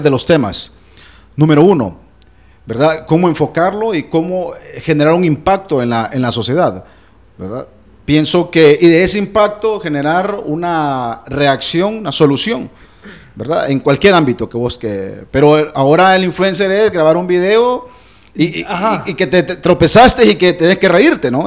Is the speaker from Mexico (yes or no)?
no; Honduras; es algo de nosotros. En, Honduras